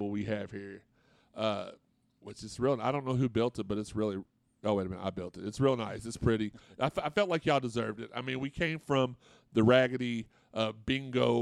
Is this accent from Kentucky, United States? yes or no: yes; Louisville, Kentucky, United States; I grew up in Auburndale, which is like right across the bridge from it